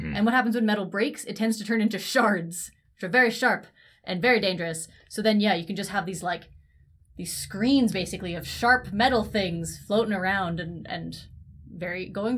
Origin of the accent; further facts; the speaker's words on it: Ontario, Canada; I grew up in Ontario near Toronto.